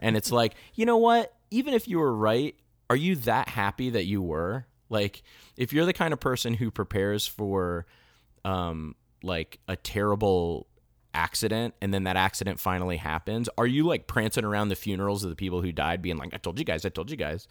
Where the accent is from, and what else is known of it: United States; also born or lived in Florida